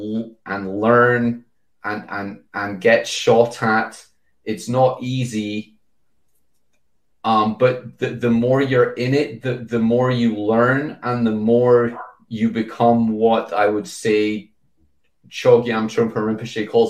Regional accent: United Kingdom; as a British person

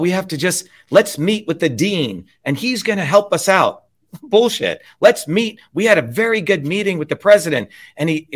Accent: New Jersey, United States; now in Massachusetts, United States; I'm from New Jersey

